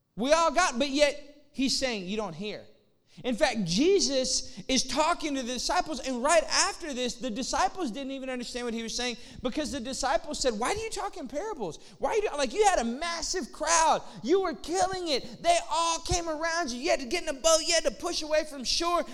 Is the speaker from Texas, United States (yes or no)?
yes; Austin, Texas, United States; moved away as an adult; also born or lived in Lafayette, Louisiana; now in McKinney, United States; I'm from Austin.